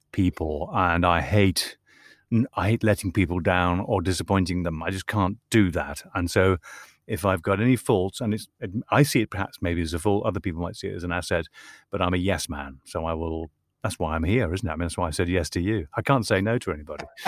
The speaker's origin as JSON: {"language": "English", "region": "Northern Ireland", "country": "United Kingdom", "said": "I'm from Northern Ireland"}